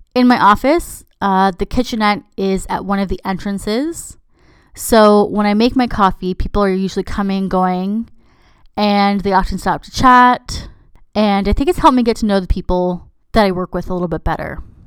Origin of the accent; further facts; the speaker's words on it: Canada; I'm Canadian